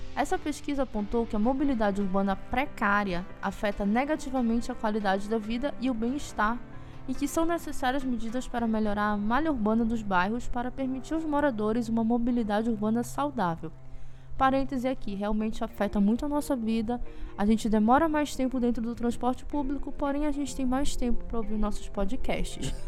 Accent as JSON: {"language": "Portuguese", "town": "Belém", "region": "Pará", "country": "Brazil", "moved": "as an adult", "lives_now": "Ananindeua, Brazil", "said": "Eu saí de Belém, mas eu tô morando na região metropolitana"}